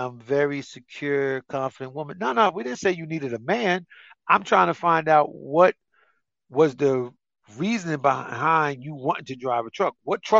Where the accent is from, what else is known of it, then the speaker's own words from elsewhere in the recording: New Jersey, United States; I'm from North Jersey.